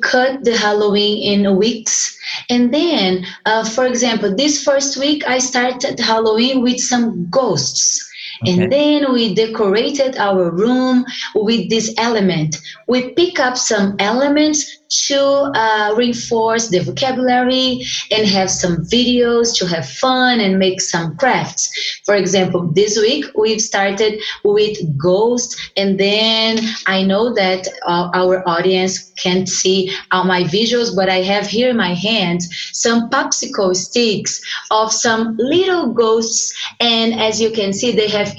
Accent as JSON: {"language": "English", "country": "Brazil", "second_language": "English", "said": "I'm from Brazil."}